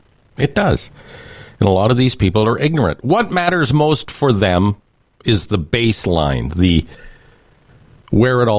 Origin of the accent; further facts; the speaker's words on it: Canada; as a Canadian